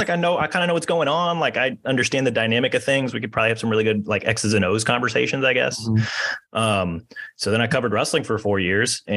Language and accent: English; Kansas City, United States; moved away as an adult; also born or lived in Iowa City, Iowa; now in Iowa, United States; I grew up in Kansas City